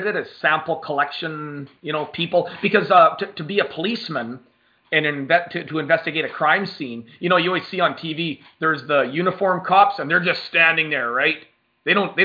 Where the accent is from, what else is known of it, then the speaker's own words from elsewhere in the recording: Canada; So being Canadian